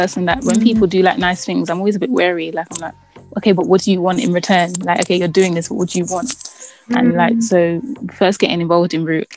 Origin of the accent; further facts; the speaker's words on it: London, United Kingdom; I grew up in Southeast London